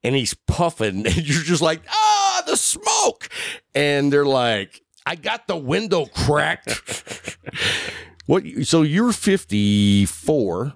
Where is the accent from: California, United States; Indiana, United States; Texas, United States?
Texas, United States; Lubbock; also born or lived in Sweetwater, Texas / Abilene, Texas; I grew up in Lubbock